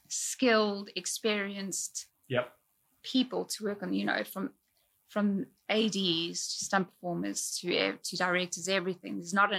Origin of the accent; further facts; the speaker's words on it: South Africa; moved away; growing up in South Africa, it's like life is harder there